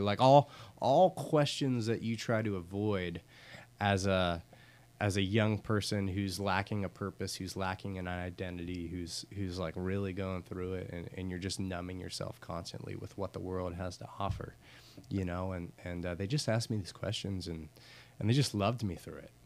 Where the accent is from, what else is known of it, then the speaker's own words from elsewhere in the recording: Pittsburgh, Pennsylvania, United States; moved away as an adult; also born or lived in Camden; now in Norfolk, United States; I'm Pittsburgh born and raised